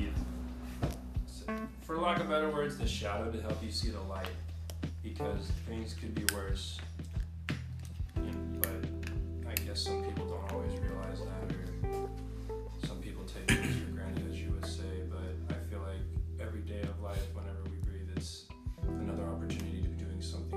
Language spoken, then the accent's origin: English; San Jose, California, United States; moved away as an adult; now in Sacramento, United States; growing up in San Jose, how most of my family and friends are still down there